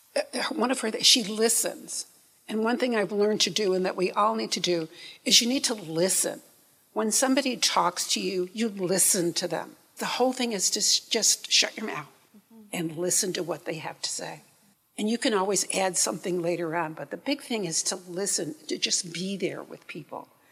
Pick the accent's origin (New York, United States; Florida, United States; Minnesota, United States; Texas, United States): New York, United States; upstate; now in Memphis, United States; I'm from upstate New York